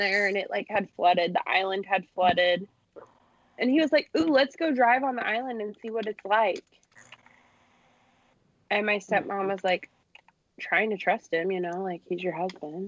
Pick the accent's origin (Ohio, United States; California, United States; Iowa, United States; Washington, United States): Iowa, United States; my hometown is on the main, like the Des Moines River, which is the main river in Iowa.